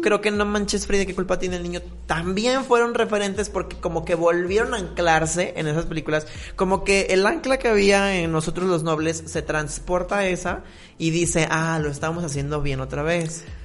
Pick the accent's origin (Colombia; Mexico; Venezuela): Mexico